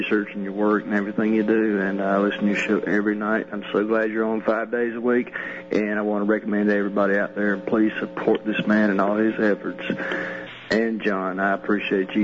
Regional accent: Deep South, United States; I'm a white guy that lives in the deep south. I grew up here

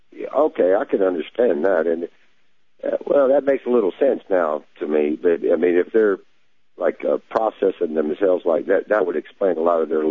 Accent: Texas, United States

